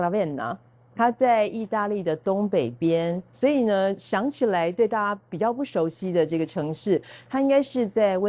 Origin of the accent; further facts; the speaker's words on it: Taipei, Taiwan; moved away as an adult; also born or lived in Italy / Oxford; now in Tainan, Taiwan; 我是台北人，